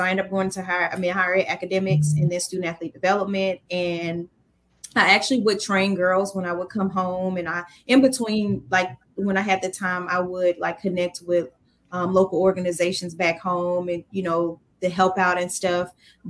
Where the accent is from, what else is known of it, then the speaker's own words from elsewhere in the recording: Atlanta, Georgia, United States; I was from Atlanta